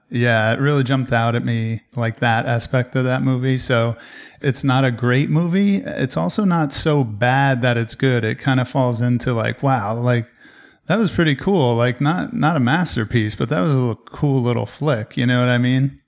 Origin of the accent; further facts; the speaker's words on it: New Jersey, United States; now in Texas, United States; I'm from the East Coast, so if I still lived in New Jersey, I could actually drive there, but now I live in Texas